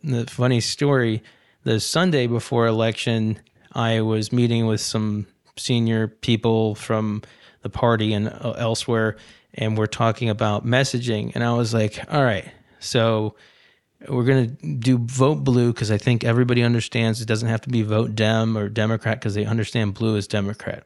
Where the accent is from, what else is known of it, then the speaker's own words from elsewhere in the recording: Ohio, United States; moved away; also born or lived in North Carolina; I grew up in Ohio